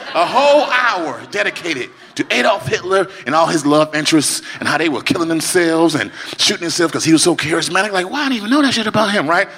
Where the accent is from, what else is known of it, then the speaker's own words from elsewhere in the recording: Chicago, Illinois, United States; I was in my hometown of Chicago, Illinois, Chi Town